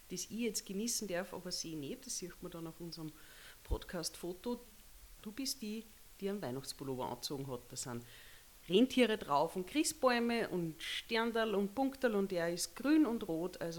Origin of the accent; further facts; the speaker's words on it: Upper Austria, Austria; Der ist bei uns daheim in Oberösterreich schon durch viele Hände gegangen